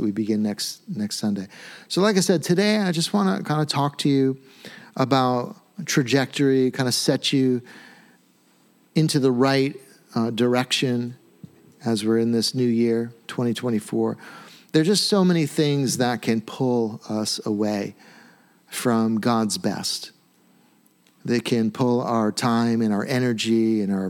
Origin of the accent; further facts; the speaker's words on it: United States; We're very American